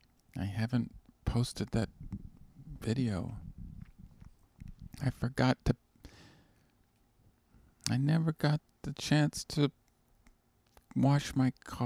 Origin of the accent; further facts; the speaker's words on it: Canada; moved away as an adult; now in United States; I'm Canadian originally